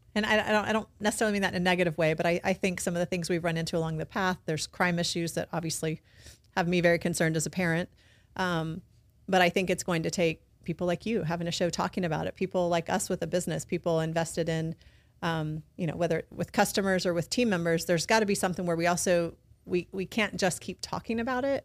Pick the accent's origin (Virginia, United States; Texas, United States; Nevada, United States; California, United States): Texas, United States; South; moved away as an adult; also born or lived in Los Angeles / San Diego; now in Baton Rouge, United States; I'm also from Texas, right? So I'm a public school person.